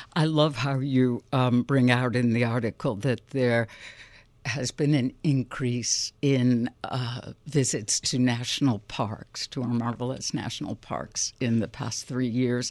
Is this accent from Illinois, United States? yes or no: yes; Chicago, Illinois, United States; a born and raised Chicagoan.